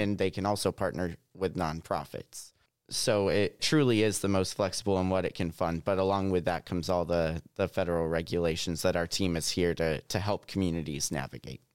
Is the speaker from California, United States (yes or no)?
no; Southwest Missouri, United States; I'm a Missouri native. I grew up in Southwest Missouri